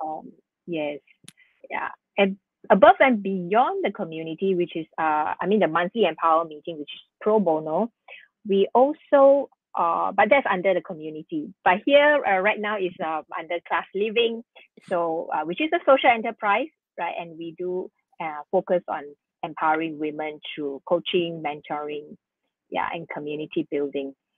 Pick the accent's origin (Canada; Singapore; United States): Singapore; we are very blessed uh, to be born and to be born and brought up in Singapore